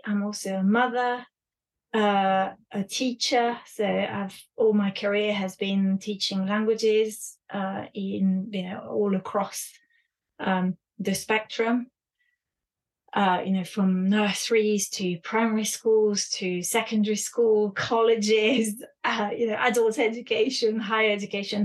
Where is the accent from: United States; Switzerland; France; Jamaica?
France; moved away; also born or lived in United Kingdom; I was raised in France and in the UK